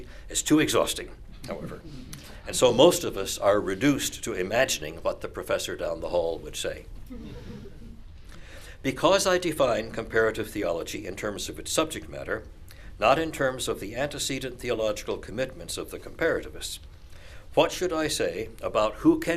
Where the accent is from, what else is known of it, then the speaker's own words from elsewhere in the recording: Missouri, United States; I am a Methodist from Missouri